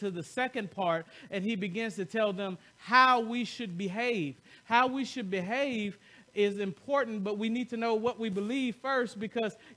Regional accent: the South, United States; I'm from the South

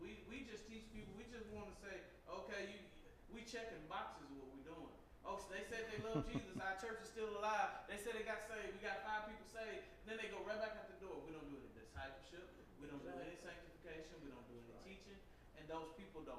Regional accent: the South, United States; I'm from the South

